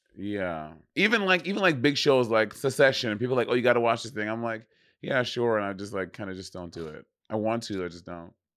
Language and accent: English; New York City, New York, United States; I'm a New Yorker